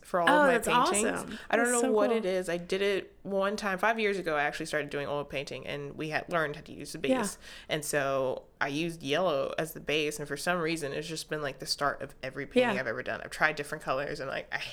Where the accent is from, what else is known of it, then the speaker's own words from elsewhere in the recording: Jacksonville, Florida, United States; also born or lived in Miami; I'm from Jacksonville